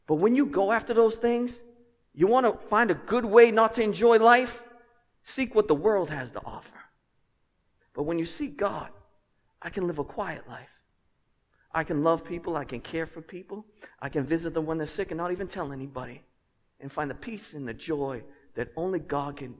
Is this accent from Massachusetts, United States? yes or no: yes; Lynn, Massachusetts, United States; I'm from Lynn